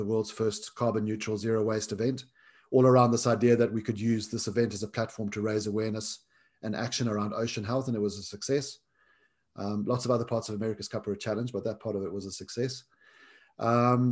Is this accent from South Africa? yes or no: yes; South Africa; growing up in South Africa